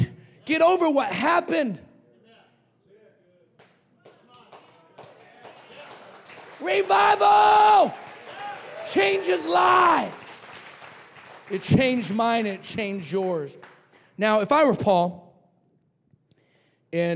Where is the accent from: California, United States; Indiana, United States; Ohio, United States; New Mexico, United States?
New Mexico, United States; Roswell; I was raised in Roswell, New Mexico